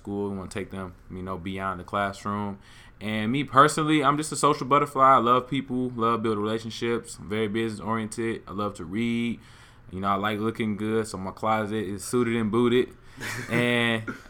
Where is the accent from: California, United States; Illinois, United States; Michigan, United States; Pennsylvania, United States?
Michigan, United States; Detroit; I am from Detroit, Michigan, West 6th Mile, to be more specific. Hey. I graduated from Detroit Renaissance High School